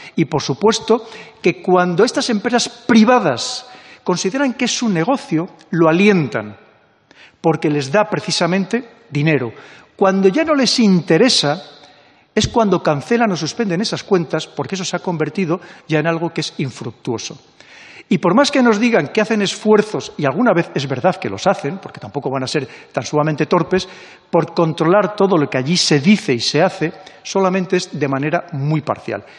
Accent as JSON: {"language": "Spanish", "country": "Spain"}